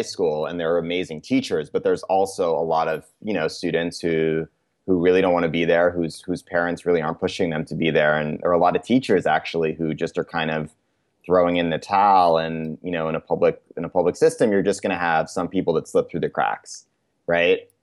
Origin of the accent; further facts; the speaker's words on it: Cambridge, Massachusetts, United States; moved away as an adult; also born or lived in New York; I grew up in Cambridge, Massachusetts, uh, which is part of Boston